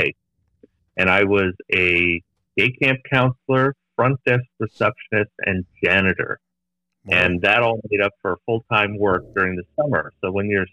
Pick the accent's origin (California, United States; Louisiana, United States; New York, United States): California, United States; Los Angeles; I was born and raised in Los Angeles, Northeast Los Angeles, in a small community called Eagle Rock